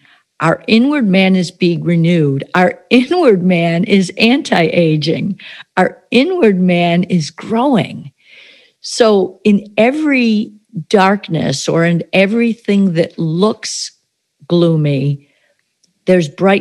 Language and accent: English; upstate New York, United States; now in Florida, United States; my hometown in upstate New York